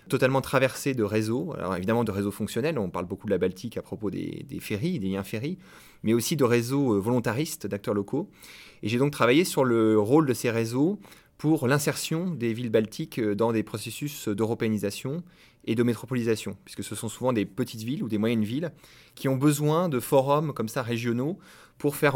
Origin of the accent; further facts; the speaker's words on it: Caen, Normandy, France; also born or lived in Lyon; Alors moi, je suis normand euh, d'origine, je suis originaire euh, de Caen.